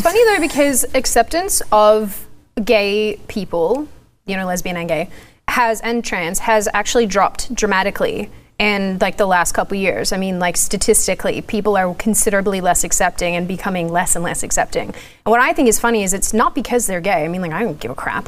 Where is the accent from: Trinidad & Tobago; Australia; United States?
Australia; I'm Australian